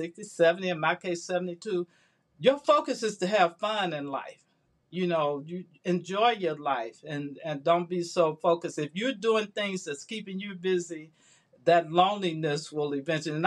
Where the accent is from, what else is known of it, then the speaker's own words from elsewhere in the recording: Chicago, Illinois, United States; moved away as an adult; now in Atlanta, United States; I was in Chicago, my hometown